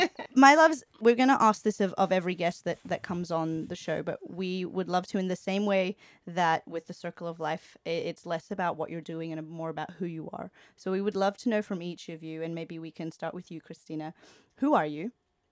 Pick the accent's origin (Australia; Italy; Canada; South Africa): Australia; also born or lived in Hong Kong / South Korea / India / London; I've lived in South Korea and India, and I was born in Hong Kong. I moved to Australia when I was 5. I've lived in London, and then I moved here